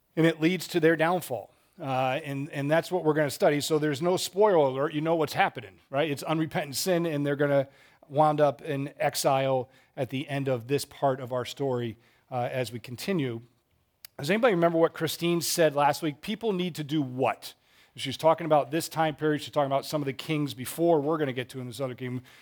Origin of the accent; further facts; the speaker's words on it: Massachusetts, United States; now in Charlotte, United States; I grew up in Massachusetts, Red Sox fan